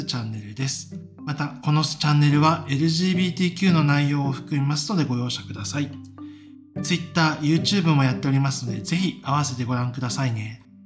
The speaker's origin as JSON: {"language": "Japanese", "region": "Osaka", "country": "Japan", "tie": "born or raised there", "also_born_or_lived": "Tokyo / Singapore", "moved": "as an adult", "lives_now": "Norway", "said": "僕は、まあ、大阪出身で、うん、まあ、職ずっと東京で働いてた、まあ、シンガポールで働いてたこともあるけど"}